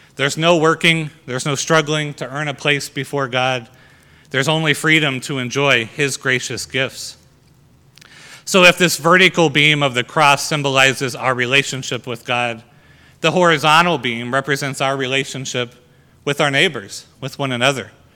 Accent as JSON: {"language": "English", "country": "United States", "said": "our freedom as Americans"}